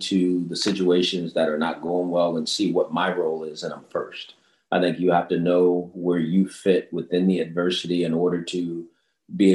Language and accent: English; Los Angeles, California, United States; I grew up in South Central Los Angeles